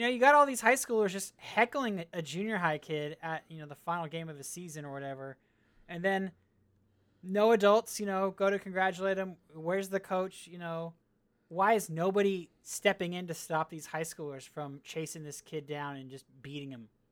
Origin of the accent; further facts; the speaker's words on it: California, United States; I grew up in California where our football team was okay